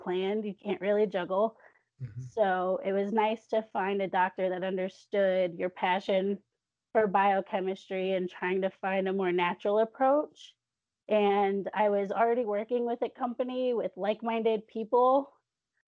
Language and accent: English; south of Chicago, Illinois, United States; moved away as an adult; also born or lived in Northern Alabama; now in Alabama, United States; I'm originally from Illinois in the Midwest, south of Chicago. But I'm currently living and raising my kids in Northern Bama